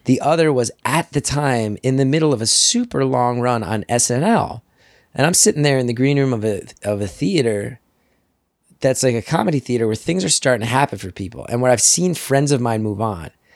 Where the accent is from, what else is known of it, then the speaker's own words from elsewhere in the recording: New Jersey, United States; moved away as an adult; also born or lived in New York City / Los Angeles; I grew up in Jersey. I came back here